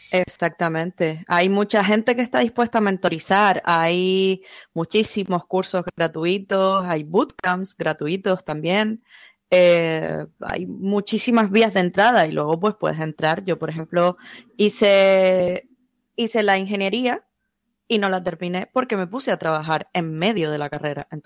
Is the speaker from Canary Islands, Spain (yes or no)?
yes; Canary Islands, Spain; Soy canaria, soy freelance, hago desarrollo web.